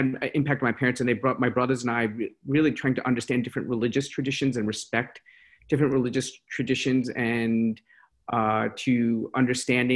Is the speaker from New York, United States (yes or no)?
yes; New York City, New York, United States; also born or lived in Hoboken, New Jersey; I grew up in first in Hoboken, New Jersey, and then Queens, New York